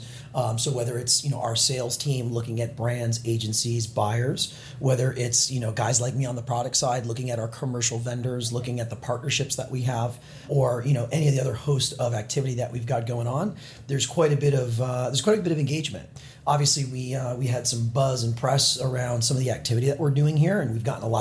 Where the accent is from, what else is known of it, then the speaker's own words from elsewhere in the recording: Orange County and San Diego, Southern California, United States; moved away as an adult; now in New York, United States; I'm from Southern California, born and raised, Orange County in San Diego. I came out to New York 2004